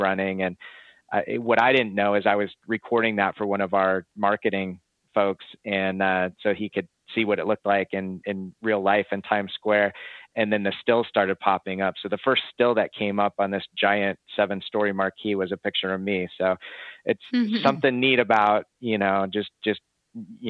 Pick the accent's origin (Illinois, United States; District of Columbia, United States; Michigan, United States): Illinois, United States; Chicago; moved away as an adult; also born or lived in Arizona; I'm originally from Chicago.